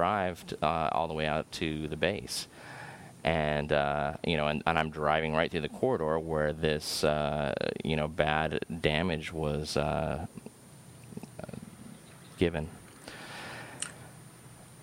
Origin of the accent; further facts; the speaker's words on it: San Diego, California, United States; moved away as an adult; also born or lived in Midwest; I'm from Southern California. I'm from San Diego